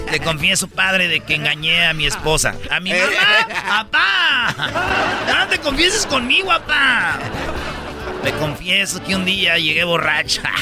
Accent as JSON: {"language": "Spanish", "town": "Huentitán", "region": "Jalisco", "country": "Mexico", "said": "en, la catedral de, de, de ahí de Huentitán, porque yo soy de Huentitán."}